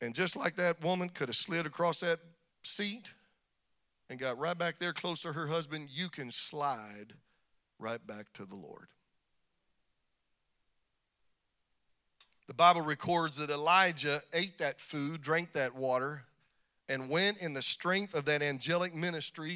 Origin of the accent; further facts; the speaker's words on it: Kansas, United States; I was born in Kansas. Ain't no walls out there